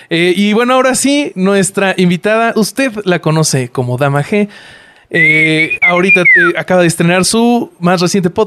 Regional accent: Mexico City, Mexico; yo soy chilango

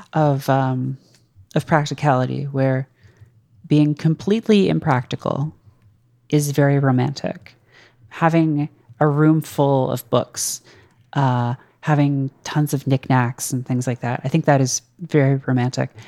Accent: Canada; moved away as an adult; now in United States; one of the weird things about being Canadian is, like, you share a lot of culture with the U S

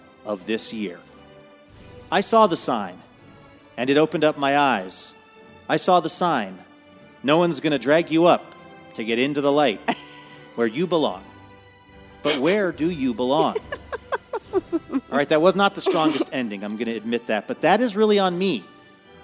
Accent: Seattle, Washington, United States; graduating from Nathan Hale High School in Seattle, Washington

